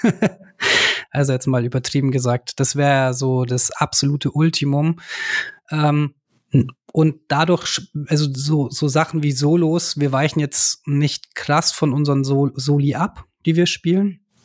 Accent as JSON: {"language": "German", "area": "Ammersee", "region": "Bavaria", "country": "Germany", "also_born_or_lived": "Nuremberg", "said": "wir sind ja ursprünglich aus Nürnberg, beziehungsweise ich sogar vom Ammersee. Ich wohne jetzt auch hier in der Gegend eben."}